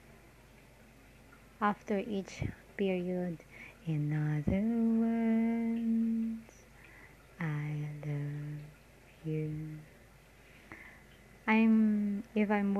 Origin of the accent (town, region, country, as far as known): Parañaque, Metro Manila, Philippines